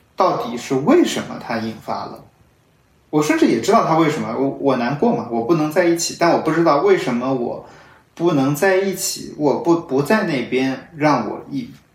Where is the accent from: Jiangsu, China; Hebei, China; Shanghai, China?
Shanghai, China; moved away; 我是用这种模式和这个地方我的家乡产生连接